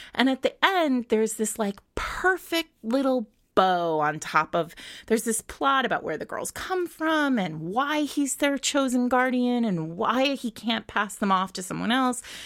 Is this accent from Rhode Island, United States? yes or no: yes; Rhode Island, United States; I grew up in Rhode Island.